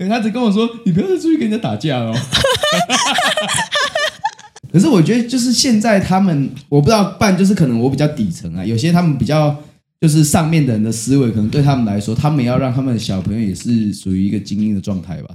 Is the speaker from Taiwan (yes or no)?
yes; Chiayi, Taiwan; 因为我是嘉义的